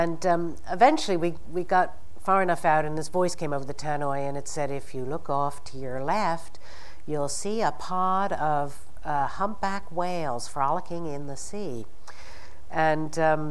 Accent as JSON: {"language": "English", "town": "Boston", "region": "Massachusetts", "country": "United States", "tie": "born or raised there", "said": "I'd gone to work at the Science Museum where I grew up in Boston"}